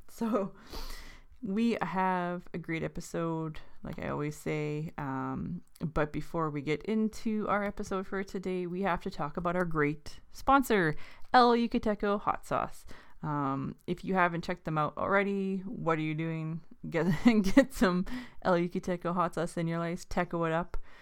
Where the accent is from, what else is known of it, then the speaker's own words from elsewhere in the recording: Thunder Bay, Ontario, Canada; growing up in Thunder Bay, it is something that we learned about in school